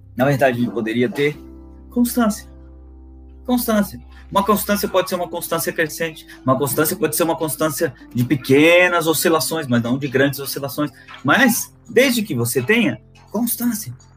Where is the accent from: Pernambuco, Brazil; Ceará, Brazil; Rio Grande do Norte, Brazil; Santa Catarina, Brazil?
Santa Catarina, Brazil; Florianópolis; sou natural de Florianópolis